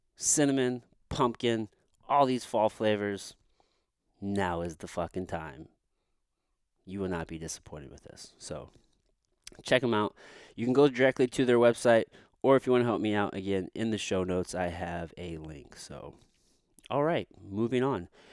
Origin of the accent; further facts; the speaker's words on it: Potosi, Missouri, United States; I grew up in Potosi, Missouri